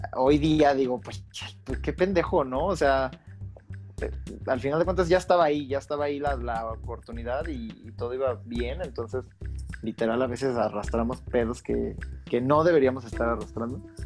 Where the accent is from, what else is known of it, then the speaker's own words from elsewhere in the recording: Guanajuato, Mexico; moved away as an adult; also born or lived in Riviera Maya; yo soy de Guanajuato, entonces a pesar de que yo estuviera viviendo en la Riviera Maya.